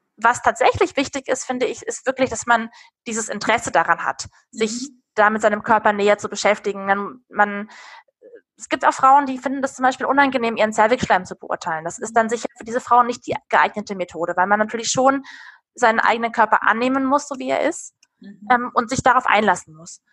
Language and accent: German; Darmstadt, Hesse, Germany; moved away as an adult; also born or lived in Bamberg / Munich; lebe inzwischen nach Stationen in Bamberg und München wieder in meiner alten Heimat in Darmstadt im Rhein-Main-Gebiet